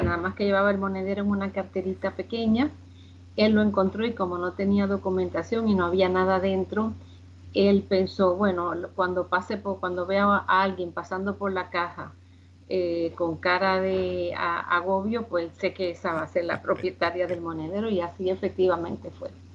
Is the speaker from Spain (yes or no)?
yes; Spain; also born or lived in Cuba; Vine muy chiquita aquí a España, eh, me crié aquí